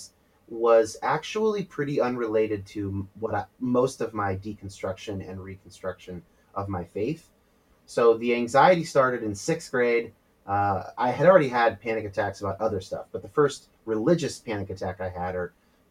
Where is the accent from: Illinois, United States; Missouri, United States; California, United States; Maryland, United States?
California, United States; I was raised non-denominational evangelical in California.